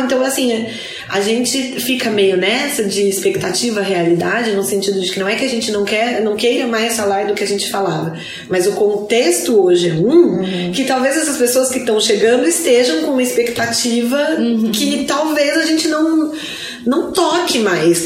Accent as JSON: {"language": "Portuguese", "region": "São Paulo", "country": "Brazil", "moved": "yes", "lives_now": "Florianópolis, Brazil", "said": "também sou de São Paulo e também estou em Florianópolis"}